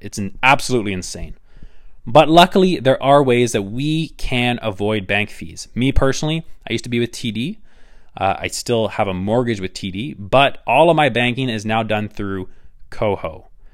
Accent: Canada; I am Canadian

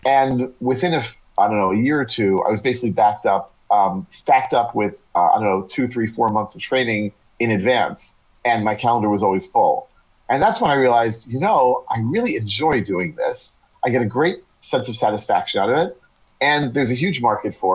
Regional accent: United States; first language English; moved away as an adult; now in Israel; I'm originally from the U.S.

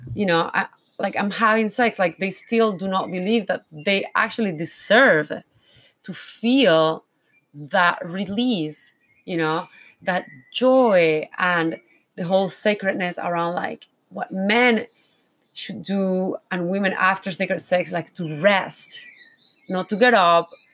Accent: Panama; I was born in Panama, I was like, oh, why I was born here

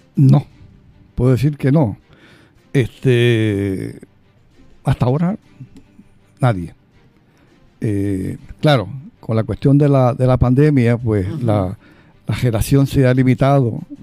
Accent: Lares, Puerto Rico; mi pueblo de, Lares

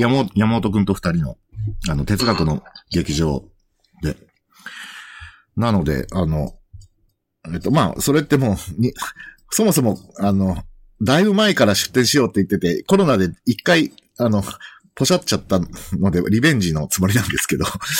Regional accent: Yonago, Tottori, Japan; 私は鳥取県米子市ってところ出身なんですが

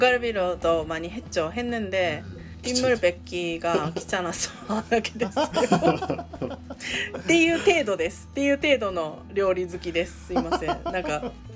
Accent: Japan; born or raised there; moved away as an adult; now in South Korea

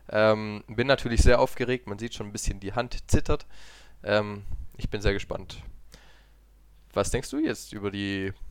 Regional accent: Italy; Ja, okay, ich bin Italiener, ja.

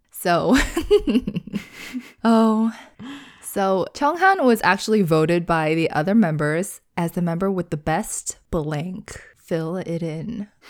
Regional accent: United States; as an American

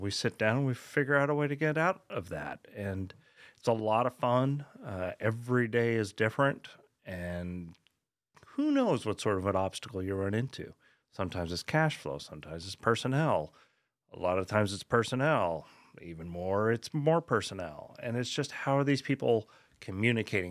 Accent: Colorado, United States; moved away as an adult; also born or lived in West Orange, New Jersey / Long Island, New York; now in Texas, United States; we moved there when I was four. uh, and basically grew up there

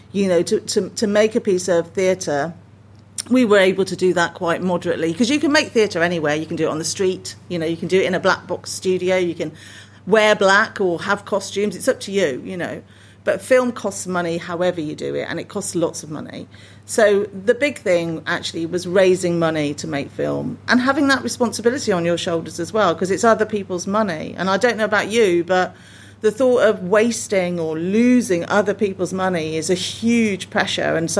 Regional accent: Birmingham, West Midlands, United Kingdom; now in Coventry, United Kingdom; I grew up in Birmingham, although not a lot of people know that because everyone thinks I was born and bred in Cov. But I do live here now

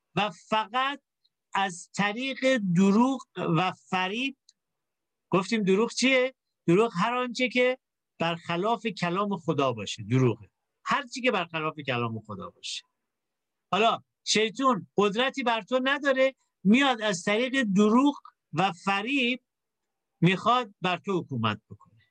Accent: Iran; ما تو کشوری در واقع متولد شدیم که آدما خیلی دنبال خدا هستن

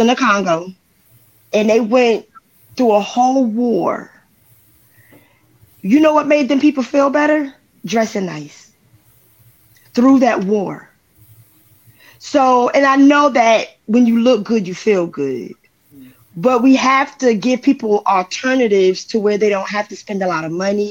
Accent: New Jersey, United States; I'm from Jersey, and sometimes a regular conversation can sound like we're arguing

